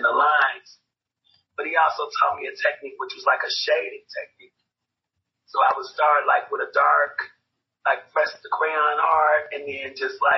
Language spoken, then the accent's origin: English; Chicago, Illinois, United States; also born or lived in Kentucky; I was raised in Chicago. So they took me there when I was about 5 months old.